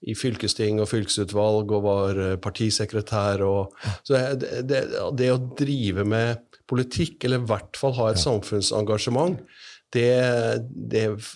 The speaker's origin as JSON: {"language": "Norwegian", "town": "Risør", "region": "Agder", "country": "Norway", "said": "Ja, jeg kommer fra Risør."}